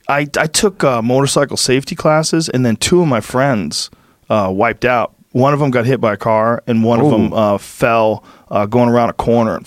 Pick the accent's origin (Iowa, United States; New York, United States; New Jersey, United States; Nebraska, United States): Nebraska, United States; This is too weird, man. I grew up in Nebraska.